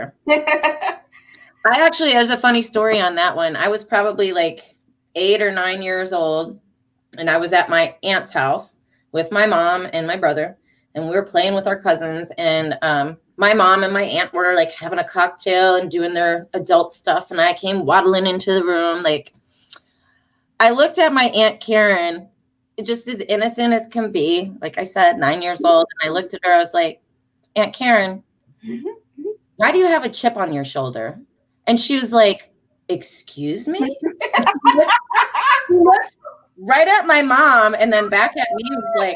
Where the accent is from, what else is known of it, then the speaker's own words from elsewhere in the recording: Detroit, Michigan, United States; moved away; I'm from Detroit originally